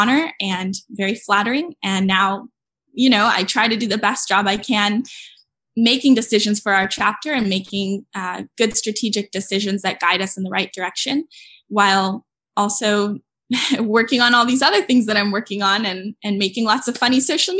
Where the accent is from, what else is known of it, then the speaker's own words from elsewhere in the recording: San Diego, California, United States; moved away as an adult; now in Berkeley, United States; I'm from San Diego, but now I live in Berkeley